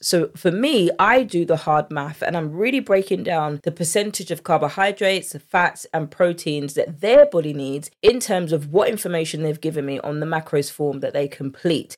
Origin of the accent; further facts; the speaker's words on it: United Kingdom; accent: English; I'm from the U K